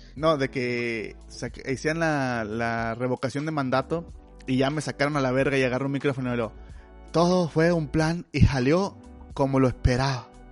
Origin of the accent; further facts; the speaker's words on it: Mexico; Como mexicanos tenemos esa, esa educación